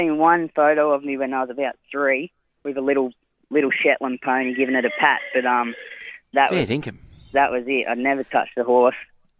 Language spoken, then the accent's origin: English; Wollongong, New South Wales, Australia; also born or lived in Yamba, New South Wales; I was born down in Wollongong. I stayed here until I was about 11. And then my family bought into a caravan park up in Yamba, and so we had to move up there to run that, run the business, and did all my high schooling up there.